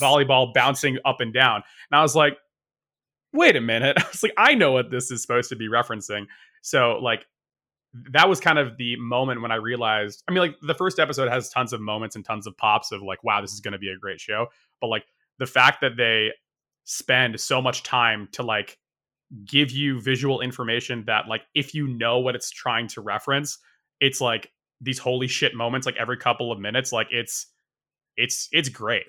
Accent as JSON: {"language": "English", "region": "Northeast", "country": "United States", "tie": "born or raised there", "also_born_or_lived": "Japan", "moved": "as an adult", "said": "I, I grew up in the Northeast, like, i, in the U S"}